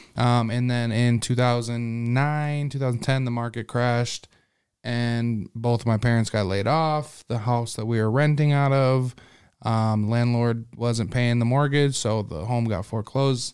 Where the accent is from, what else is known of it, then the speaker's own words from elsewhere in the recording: Sioux Falls, South Dakota, United States; also born or lived in Las Vegas, Nevada; I'm actually from Sioux Falls. I was born in Sioux Falls